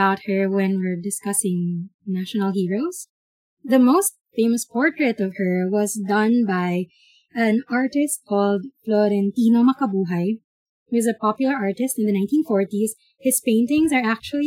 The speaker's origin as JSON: {"language": "English", "country": "Philippines", "tie": "born or raised there", "said": "growing up in the Philippines"}